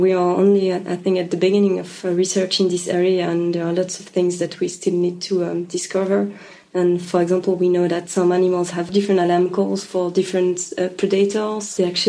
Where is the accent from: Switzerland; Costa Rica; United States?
Switzerland; English is a second language; Yeah, I'm originally from Switzerland, yeah.